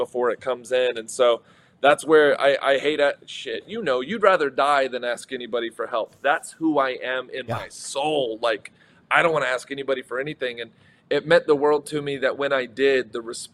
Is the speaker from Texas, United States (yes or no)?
yes; Texas, United States; I'm not from Michigan. I'm from Texas